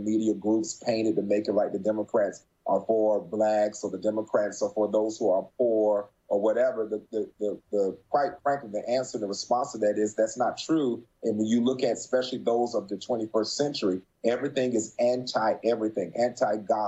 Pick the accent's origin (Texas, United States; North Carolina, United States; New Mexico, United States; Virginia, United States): North Carolina, United States; Morehead City; moved away; also born or lived in Florida; I joined some of the Men's Republicans Club in my hometown, Morehead City, North Carolina.